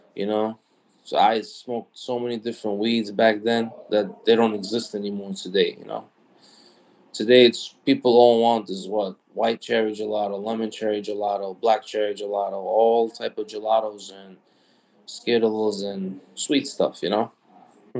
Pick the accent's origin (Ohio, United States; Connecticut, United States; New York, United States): New York, United States; New York City; also born or lived in Brooklyn / Queens; I was born and raised in New York, so you know. And then my family was from Brooklyn. Then we moved out to Queens